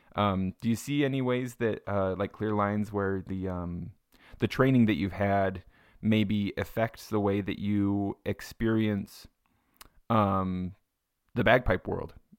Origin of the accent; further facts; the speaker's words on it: Payson, Utah, United States; I grew up in Payson.